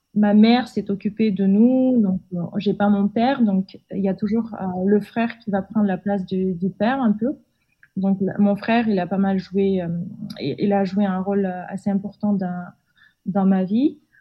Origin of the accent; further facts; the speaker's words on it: Almaty, Kazakhstan; also born or lived in Marseille, France / Lille, France; je suis née euh, et j'ai grandi au Kazakhstan, dans le euh, sud-est, euh, dans la ville d'Almaty